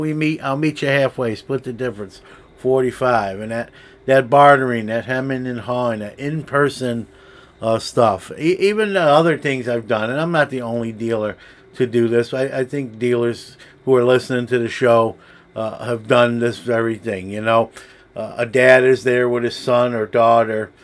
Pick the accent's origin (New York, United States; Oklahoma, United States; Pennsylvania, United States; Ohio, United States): New York, United States; New York City; now in Syracuse, United States; New York City has its share of shows, my hometown